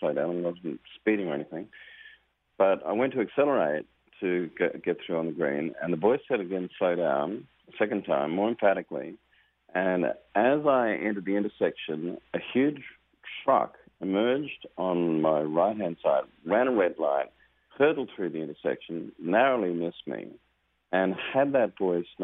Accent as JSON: {"language": "English", "country": "Australia", "said": "my home country of Australia"}